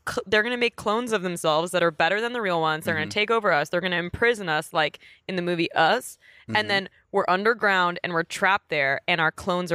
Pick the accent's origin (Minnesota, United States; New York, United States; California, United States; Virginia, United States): New York, United States; Queens; born or raised there